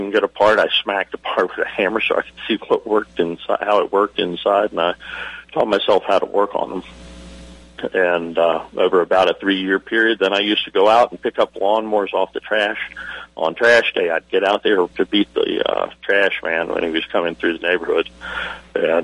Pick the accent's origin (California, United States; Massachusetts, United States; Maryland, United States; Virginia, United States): Virginia, United States; Virginia Beach; I grew up in Virginia Beach